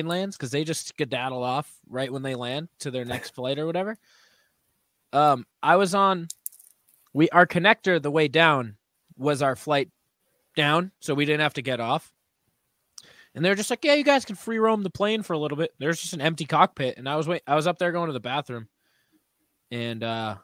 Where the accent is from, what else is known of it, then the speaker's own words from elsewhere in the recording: New England, United States; we're all from New England